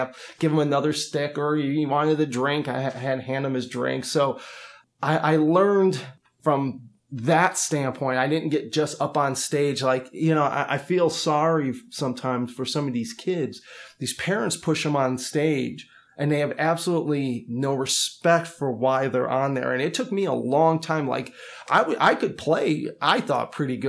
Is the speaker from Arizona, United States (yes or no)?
no; Chicago, Illinois, United States; I'm originally from Chicago, and my dad was a professional musician when I was growing up